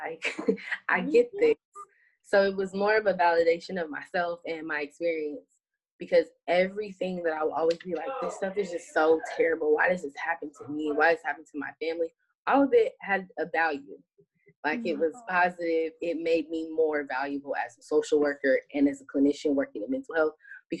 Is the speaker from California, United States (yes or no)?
yes; California, United States; Like, I'm a Californian, I do earthquakes, fires, light things, but I don't do hurricanes.